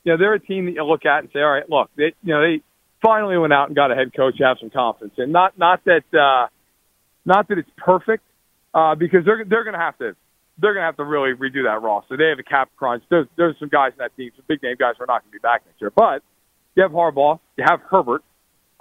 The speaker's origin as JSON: {"language": "English", "region": "East Coast", "country": "United States", "said": "I'm from the East Coast"}